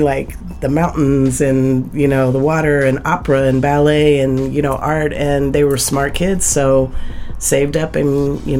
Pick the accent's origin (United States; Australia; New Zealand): United States; Seattle, Washington; I was born in Seattle at King County Hospital, which is now Harborview. And I was a product of adoption pre-Indian Child Welfare Act of 1974. I was adopted out in 1968.